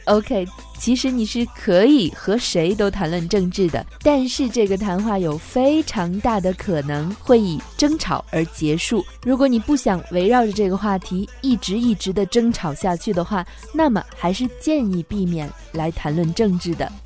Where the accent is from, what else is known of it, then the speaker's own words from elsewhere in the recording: China; 我们中国人是非常喜欢问问题的